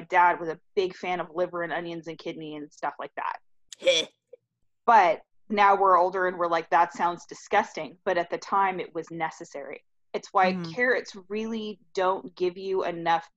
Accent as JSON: {"language": "English", "region": "California", "country": "United States", "tie": "born or raised there", "moved": "yes", "lives_now": "Texas, United States", "said": "growing up in California"}